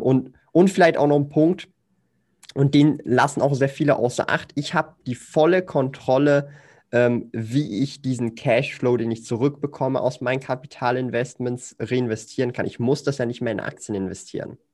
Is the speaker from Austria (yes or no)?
no; Switzerland; Ich komme aus der Schweiz, lebe in Zürich